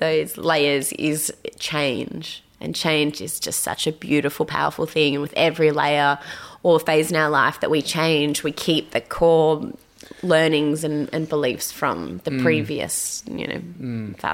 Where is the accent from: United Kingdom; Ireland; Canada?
Ireland; I am Irish